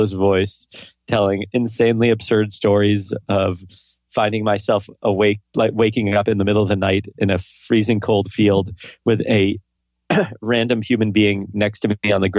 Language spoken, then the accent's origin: English; New York, United States; my hometown, New York